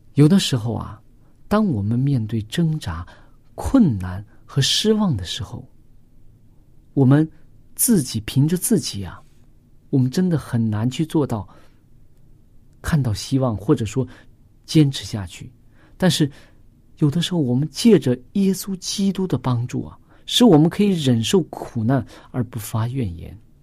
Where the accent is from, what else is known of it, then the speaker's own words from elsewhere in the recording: China; 我们中国人